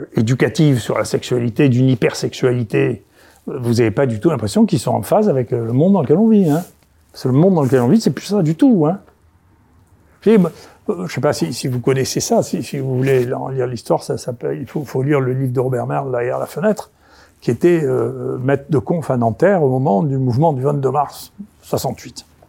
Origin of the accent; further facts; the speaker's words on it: Senegal; je suis né au Sénégal